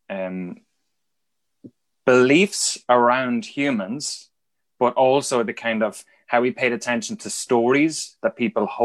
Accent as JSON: {"language": "English", "town": "Dundalk", "region": "Leinster", "country": "Ireland", "said": "is on the train between Dublin and Belfast, I'm Dundalk or somewhere like that."}